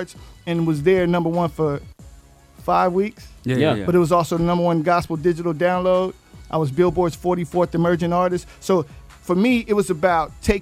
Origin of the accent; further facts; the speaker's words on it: West Coast, United States; I'm from the West Coast